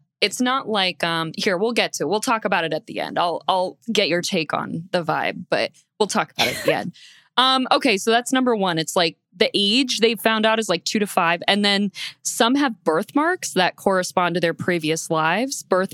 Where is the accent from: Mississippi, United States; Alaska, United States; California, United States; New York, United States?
Mississippi, United States; I grew up in Mississippi.